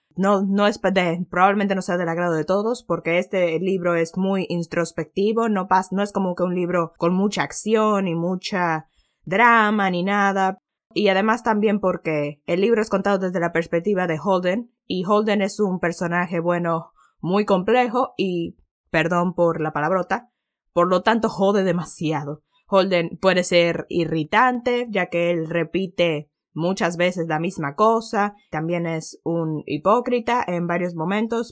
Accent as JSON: {"language": "Spanish", "country": "Dominican Republic", "said": "Para nosotros sería español porque en República Dominicana lo que se habla es español"}